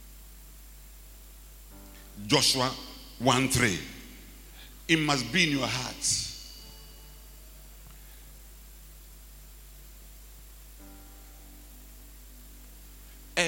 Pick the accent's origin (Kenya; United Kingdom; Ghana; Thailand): Ghana; I'm a Ghanaian